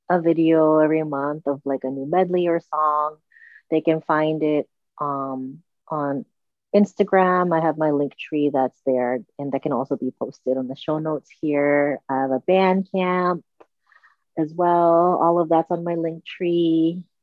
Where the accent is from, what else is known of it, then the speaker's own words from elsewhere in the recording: Okinawa, Japan; the white bitter melon, which I grew up eating in Okinawa